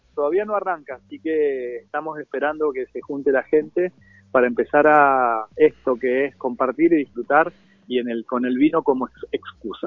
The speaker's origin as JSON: {"language": "Spanish", "region": "Mendoza", "country": "Argentina", "accent": "Mendoza tonada", "said": "Yo vivo en Mendoza, por ahí se siente la tonada"}